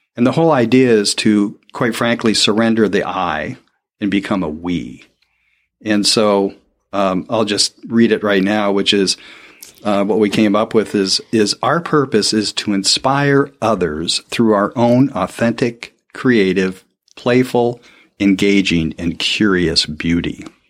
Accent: Portland, Oregon, United States; born and raised in Portland, Oregon

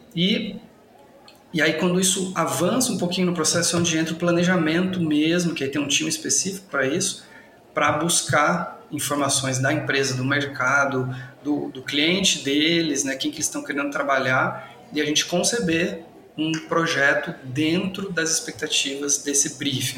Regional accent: São José dos Campos, São Paulo, Brazil; moved away as an adult; now in Ribeirão Preto, Brazil; Sou nascido em São José dos Campos, acho que ele um pouquinho do começo, né, da vida, fiquei até os 18 anos por lá

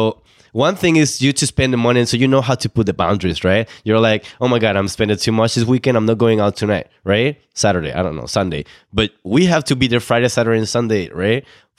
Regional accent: Mexico; moved away as an adult; also born or lived in Ottawa; now in Toronto, Canada; we're both from Mexico.

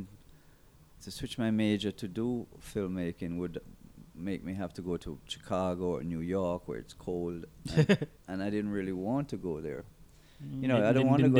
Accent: Jamaica; I came back to Jamaica

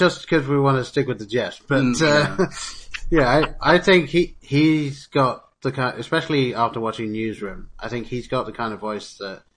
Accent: England, United Kingdom; moved away; I am English, having grown up over there

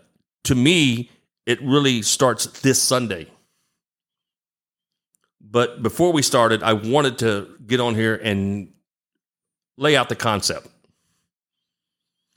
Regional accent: Galveston, Texas, United States; I'm from Galveston Island, which is on the Gulf Coast, about an hour south of Houston

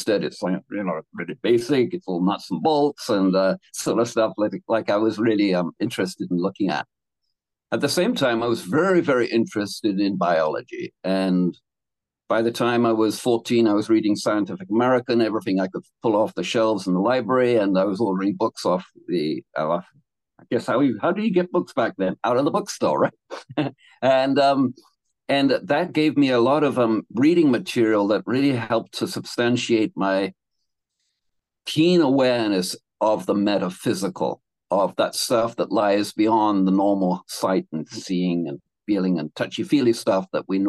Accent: England, United Kingdom; moved away as an adult; also born or lived in London / Canada; now in Hawaii, United States; I was born in London and I grew up in England on a little farm

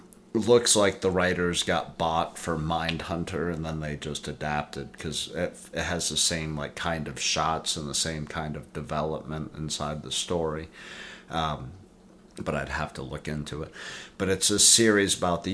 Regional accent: the South, United States; We're from the South. We grew up amongst the Walmart people

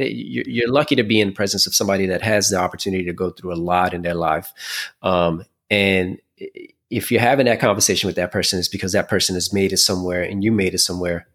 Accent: New York City, New York, United States; moved away as an adult; also born or lived in Caguas, Puerto Rico / Puerto Rico / Miami; I was born in Puerto Rico, but I was raised in Brooklyn

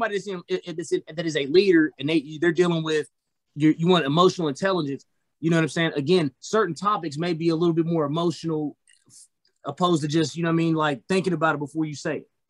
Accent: North Charleston, South Carolina, United States; I grew up in North Charleston on the West Side. West Side, North Charleston, same thing.

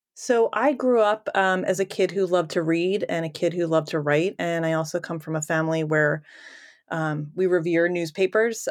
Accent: Philadelphia, Pennsylvania, United States; I grew up in the Northeast

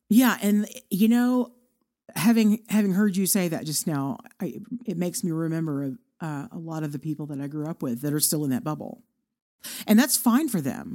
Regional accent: Irving, Texas, United States; moved away as an adult; now in Amarillo, United States; a city called Irving, Texas

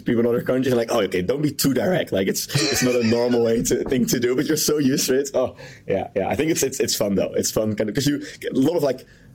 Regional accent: Netherlands; I'm from the Netherlands

